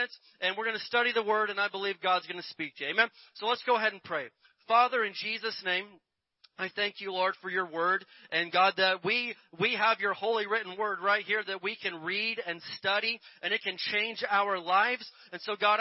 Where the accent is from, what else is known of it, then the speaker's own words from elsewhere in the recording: Indiana, United States; Where I grew up in Indiana